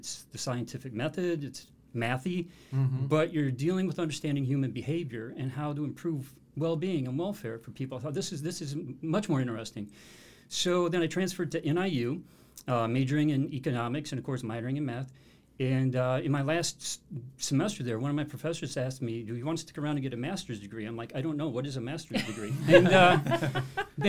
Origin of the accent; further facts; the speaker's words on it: United States; I grew up in the Quad City area